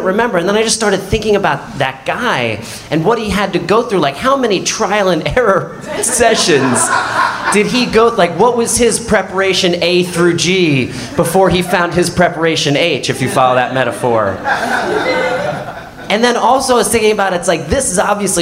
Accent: Neptune, New Jersey, United States; when I was a kid growing up in Neptune, New Jersey

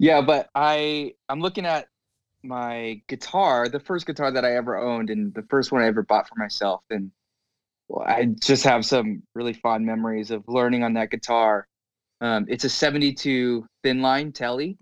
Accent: Southern California, United States; also born or lived in Los Angeles; grew up in C, Southern California.

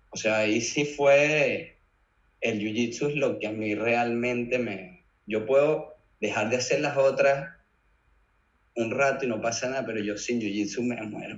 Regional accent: Caracas, Capital District, Venezuela; moved away as an adult; now in Mallorca, Spain; Crecí en el Marqués, en Caracas

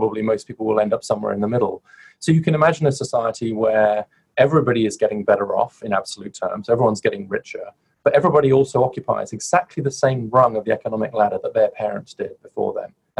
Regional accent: United Kingdom; moved away as an adult; now in United States

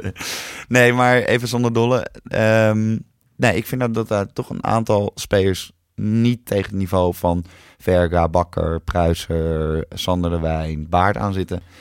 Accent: Netherlands; ik ben gewoon Nederlander

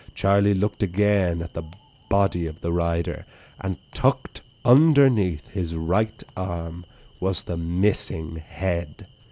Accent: Wicklow, Leinster, Ireland; the Wicklow Library, my hometown

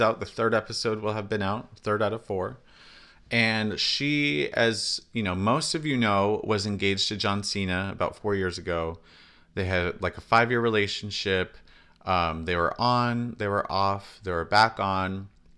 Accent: California, United States; we're from California

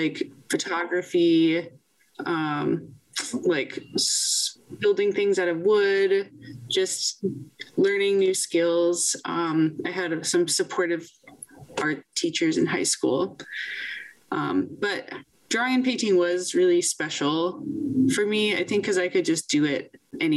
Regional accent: Virginia, United States; Virginia Commonwealth University, in my home state of Virginia

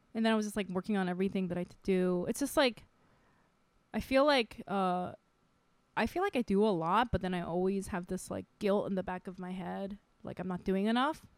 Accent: Micronesia; also born or lived in Saipan / South Korea; now in United States; I grew up in Micronesia

